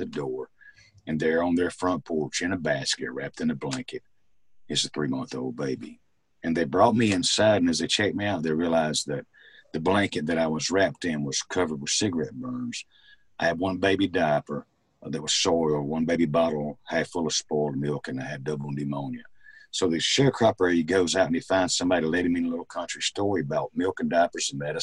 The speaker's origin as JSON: {"language": "English", "region": "Mississippi", "country": "United States", "tie": "born or raised there", "also_born_or_lived": "Mobile, Alabama"}